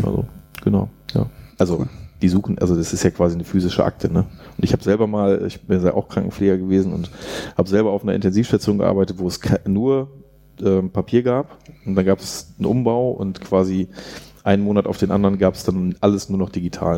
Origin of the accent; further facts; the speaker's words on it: near Jens Spahn's home village, North Rhine-Westphalia, Germany; der kommt aus meinem Heimatdorf, also in der Nähe.